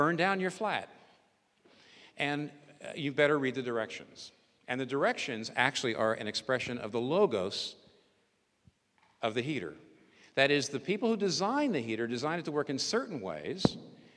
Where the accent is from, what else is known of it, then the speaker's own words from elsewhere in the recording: United States; I'm American